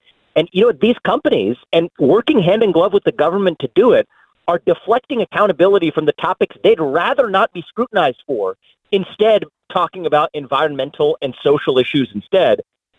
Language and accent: English; Ohio, United States; I was born and raised in Ohio. I'm talking to you from Ohio today.